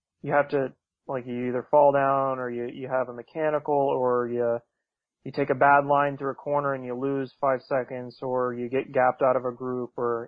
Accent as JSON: {"language": "English", "country": "United States", "said": "Going over there as an American"}